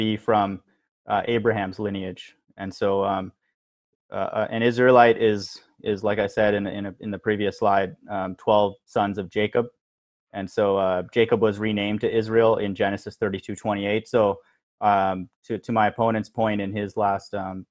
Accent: India; now in United States; I was born in India

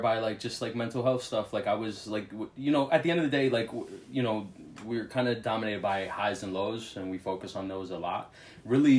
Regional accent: New York City, New York, United States; also born or lived in Queens, New York; I grew up in Brooklyn, Kensington to be exact

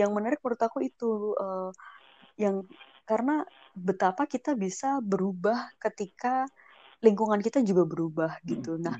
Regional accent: Java, Indonesia; sebagai orang Jawa

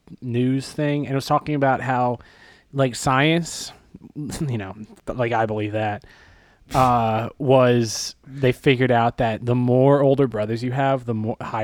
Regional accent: Boston, Massachusetts, United States; We're from Southie. We're from in Southie. We do a little things differently.

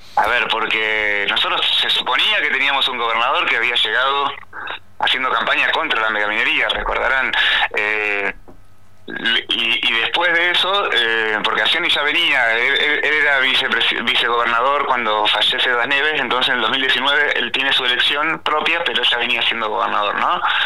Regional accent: Chubut, Argentina; quienes somos de Chubut

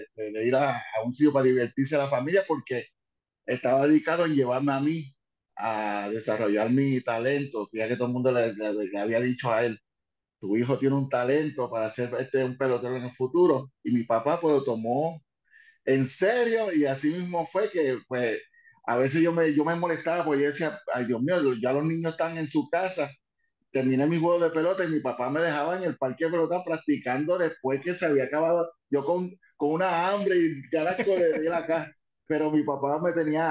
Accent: New York, United States; Spanish is a second language; moved away; also born or lived in Puerto Rico; Nací en Nueva York, en, Manhattan, ah, y me crié en Nueva York por un buen tiempo

